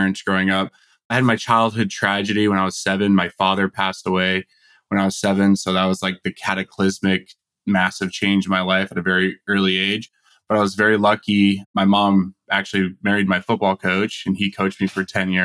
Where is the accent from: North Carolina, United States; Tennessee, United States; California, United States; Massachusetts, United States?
California, United States; Simi Valley; moved away as an adult; now in Tempe, United States; I grew up in Simi Valley in Ventura County, just north